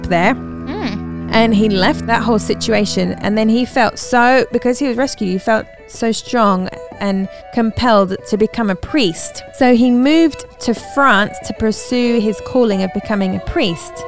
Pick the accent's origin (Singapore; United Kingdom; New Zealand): United Kingdom; England; My dad is an Irish man and my mum is an American, and then they raised me in England. So I'm English, but I have Irish blood